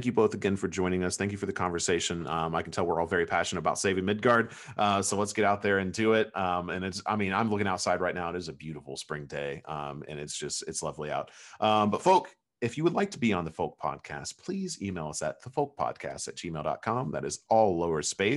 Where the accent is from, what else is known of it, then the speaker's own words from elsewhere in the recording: United States; we're American